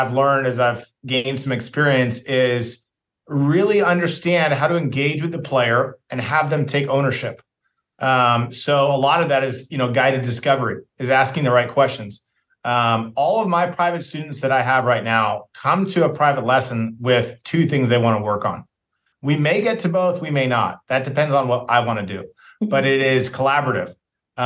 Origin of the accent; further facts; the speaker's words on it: San Diego, California, United States; also born or lived in Las Vegas; now in Texas, United States; when I was a kid growing up in San Diego